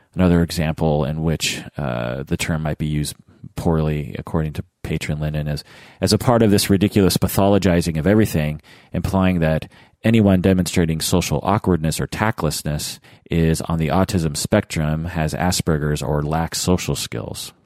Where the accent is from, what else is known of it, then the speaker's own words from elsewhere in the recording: Seattle, Washington, United States; growing up in Seattle myself